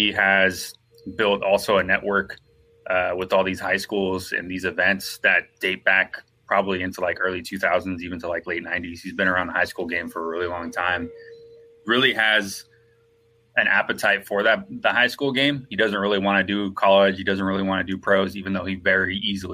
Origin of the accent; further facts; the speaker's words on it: Santa Rosa, California, United States; now in Southern California, United States; I'm originally from Santa Rosa, California, which is about 40 minutes north of San Francisco, up in Northern California